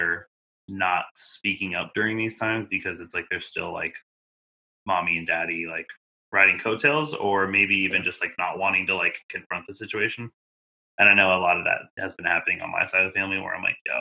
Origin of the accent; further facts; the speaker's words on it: Oregon, United States; I grew up in Oregon, you know, majority of my time